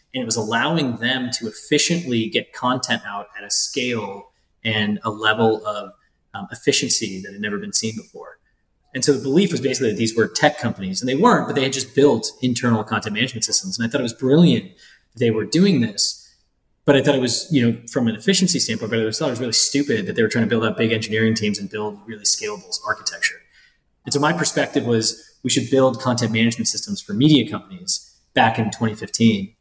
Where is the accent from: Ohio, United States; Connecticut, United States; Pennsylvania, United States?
Ohio, United States; moved away; I grew up in Ohio